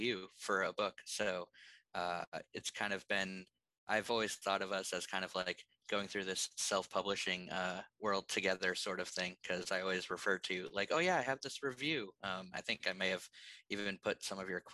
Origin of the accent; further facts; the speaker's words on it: Maine, United States; I grew up in Maine.